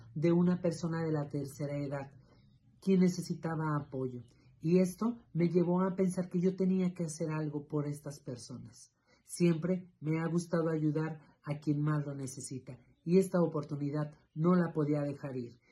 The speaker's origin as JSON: {"language": "Spanish", "town": "Río Grande", "region": "Zacatecas", "country": "Mexico", "tie": "born or raised there", "said": "soy originario de Río Grande, Zacatecas"}